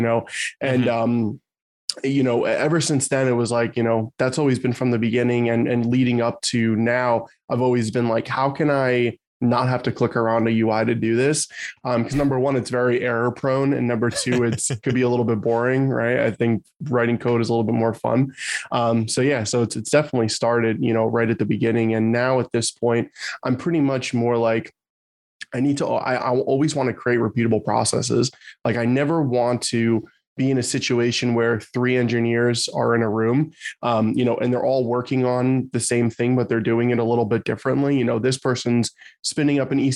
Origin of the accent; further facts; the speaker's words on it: New Jersey, United States; I'm from New Jersey